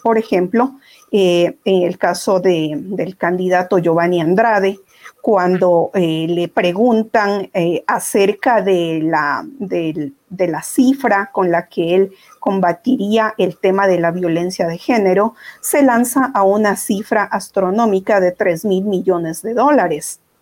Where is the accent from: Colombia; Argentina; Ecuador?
Ecuador; como ecuatorianos